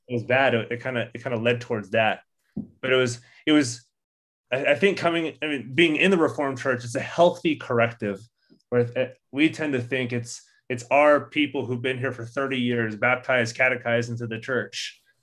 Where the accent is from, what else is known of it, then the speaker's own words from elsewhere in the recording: Orange County, California, United States; growing up in Orange County, which was megachurch capital of the world for a long time